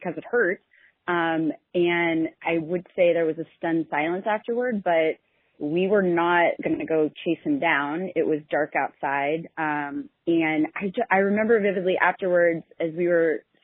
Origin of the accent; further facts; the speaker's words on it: Kansas City, Missouri, United States; moved away; I was born and raised in Kansas City, and my folks and my little sister still live there